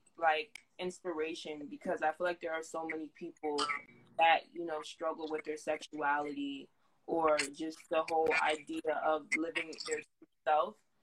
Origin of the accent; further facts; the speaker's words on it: New Jersey, United States; I'm from the East Coast. I'm from North Jersey.